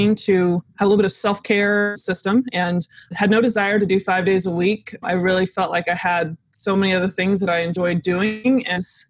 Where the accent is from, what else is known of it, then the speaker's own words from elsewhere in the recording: Dallas, Texas, United States; also born or lived in Austin, Texas; I grew up in the Dallas area